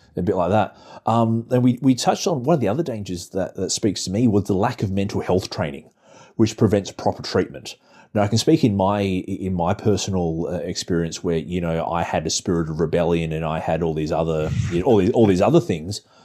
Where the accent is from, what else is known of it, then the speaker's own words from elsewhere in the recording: Australia; the church I used to be in back in my hometown